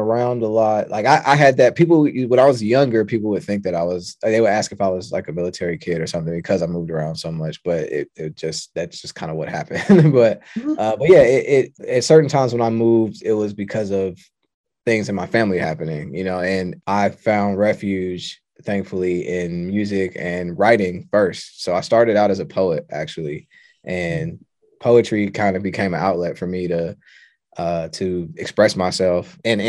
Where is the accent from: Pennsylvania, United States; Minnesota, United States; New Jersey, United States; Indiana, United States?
Indiana, United States; Indianapolis; I'm from the Midwest. I'm from Indianapolis, Indiana, but I've moved around a lot.